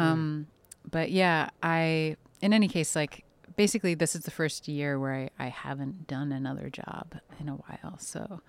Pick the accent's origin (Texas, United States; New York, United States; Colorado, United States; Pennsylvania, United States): New York, United States; New York City; they raised, uh, me and my siblings in, uh, on the Upper West Side